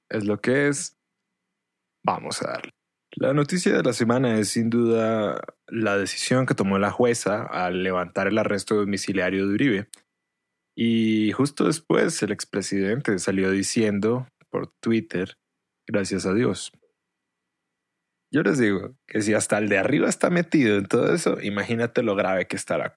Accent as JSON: {"language": "Spanish", "country": "Venezuela", "said": "Venezuela pierde 3 a 0 contra Colombia. Y uno para este punto, como venezolano, no sabe si celebrar o qué."}